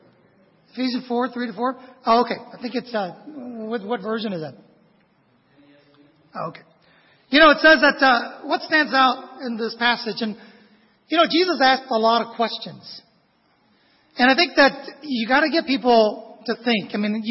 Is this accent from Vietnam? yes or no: yes; Vietnam; moved away; I was a foreigner. I was an immigrant from Vietnam.